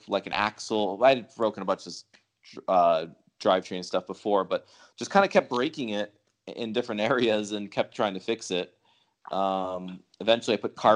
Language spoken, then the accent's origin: English; Huntington Beach, California, United States; also born or lived in New York; I was born in New York, but yeah. I'm pretty much raised, in Southern California